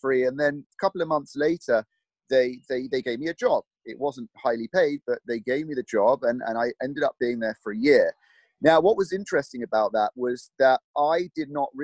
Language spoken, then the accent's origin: English; London, United Kingdom; accent: British; moved away as an adult; now in Los Angeles, United States; I'm from London, born and raised, and I moved to LA about 11 years ago